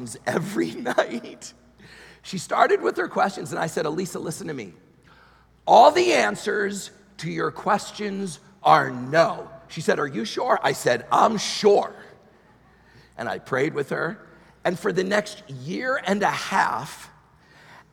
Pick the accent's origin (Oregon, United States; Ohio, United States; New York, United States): New York, United States; moved away; I'm from New York originally, so I'm there a lot